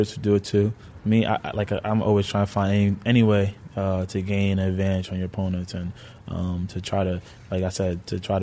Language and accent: English; Pennsylvania, United States; also born or lived in Bronx, New York; when I was like 5-6 years old, my parents moved me and my siblings to Pennsylvania.